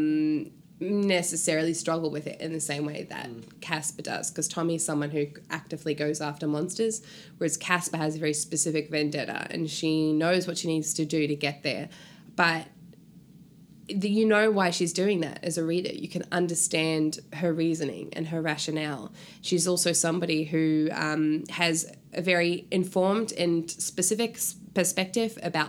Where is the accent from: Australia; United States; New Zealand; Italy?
New Zealand; New Zealand, which is my home country